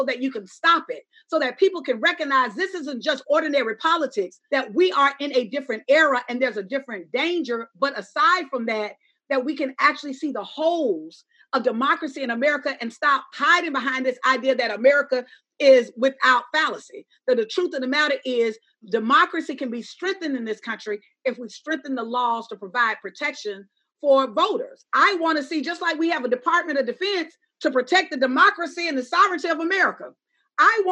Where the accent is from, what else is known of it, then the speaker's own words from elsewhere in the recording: Alabama, United States; I'm a Black woman from Alabama.